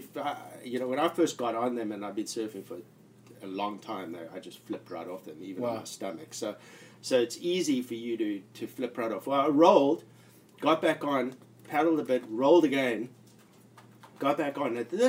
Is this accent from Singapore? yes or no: no; South Africa; Like, you know, I'm from South Africa and I was in the Navy and I did a lot of like ocean stuff